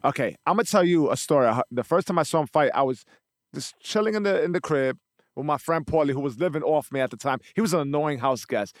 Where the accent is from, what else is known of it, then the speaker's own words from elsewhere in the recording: New York City, New York, United States; also born or lived in The Bronx; I grew up in the Lower East Side